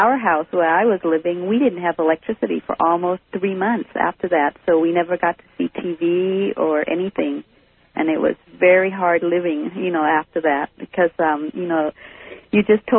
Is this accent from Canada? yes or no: no; Charlotte Amalie, U.S. Virgin Islands; now in Santa Rosa, United States; I'm from the U.S. Virgin Islands, from St. Thomas.